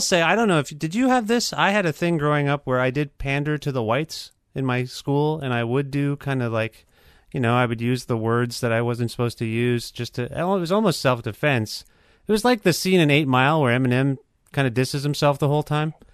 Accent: Cambridge, Ontario, Canada; I grew up in Cambridge, so it was very white

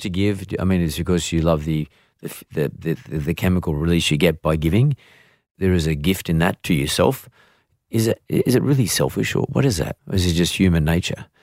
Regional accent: Sydney, New South Wales, Australia; I grew up here in Sydney

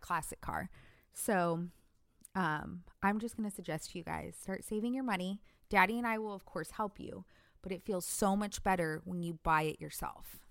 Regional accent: California, United States; moved away as an adult; That's where I grew up in Cali

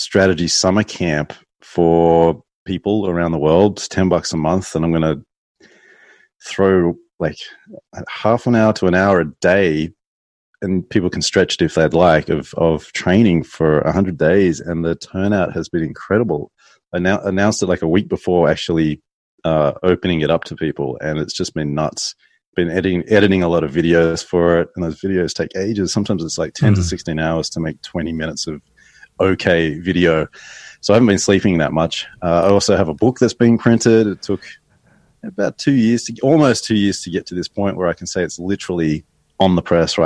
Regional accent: Sydney, New South Wales, Australia; now in New York, United States; I'm from Sydney. I live in New York

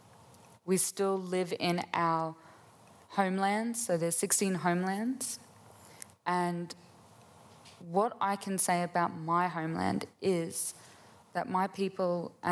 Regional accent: Gunungurra country, New South Wales, Australia; I was born and raised on Gunungurra country.

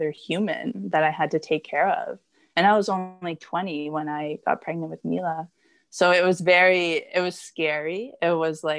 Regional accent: Blind River, Ontario, Canada; moved away as an adult; now in Barrie, Canada; I come from Blind River

